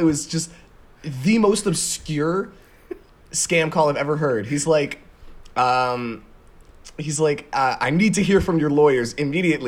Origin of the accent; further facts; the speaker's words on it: Toronto, Ontario, Canada; we're from Toronto